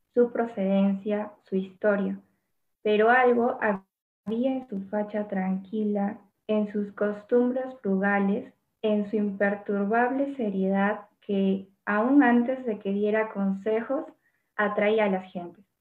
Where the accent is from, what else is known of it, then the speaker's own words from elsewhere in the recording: Arequipa, Peru; yo también soy Arequipa